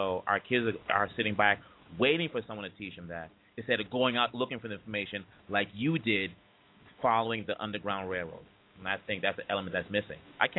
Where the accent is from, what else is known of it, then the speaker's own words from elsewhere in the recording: Boston, Massachusetts, United States; I'm coming from Boston.